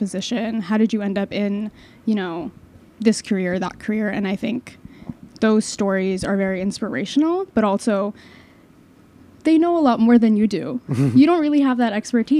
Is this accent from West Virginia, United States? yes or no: no; Long Island, New York, United States; I'm from Long Island